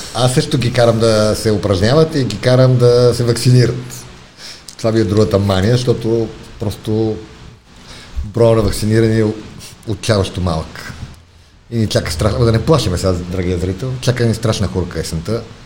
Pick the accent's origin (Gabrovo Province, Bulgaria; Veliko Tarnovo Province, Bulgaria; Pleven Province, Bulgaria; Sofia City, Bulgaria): Sofia City, Bulgaria; Sofia; Родом съм от Чупулка, от София.